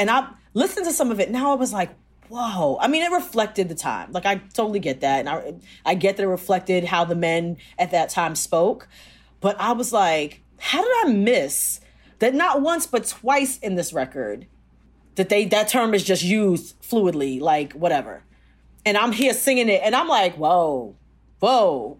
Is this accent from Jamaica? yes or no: yes; Jamaica; I'm Jamaican